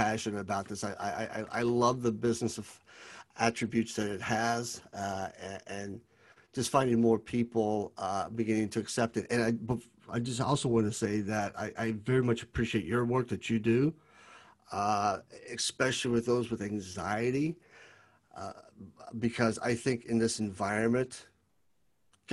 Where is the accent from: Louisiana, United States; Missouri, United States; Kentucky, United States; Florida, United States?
Kentucky, United States; Lexington; I was born and raised in Lexington, Kentucky, and there's a little bit of friendliness being a Southerner.